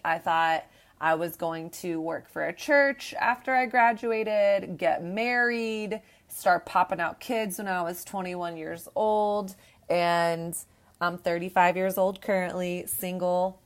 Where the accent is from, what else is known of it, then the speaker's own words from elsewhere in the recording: Texas, United States; moved away; I came from the South. I grew up in Texas